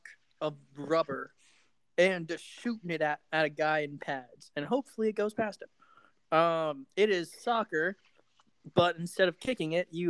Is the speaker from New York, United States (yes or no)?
no; Las Vegas, Nevada, United States; moved away; I'm from Vegas and like I grew up a big Knights fan.